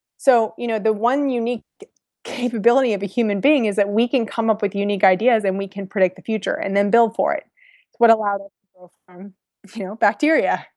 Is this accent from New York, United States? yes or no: no; San Francisco, California, United States; also born or lived in Virginia; I'm from San Francisco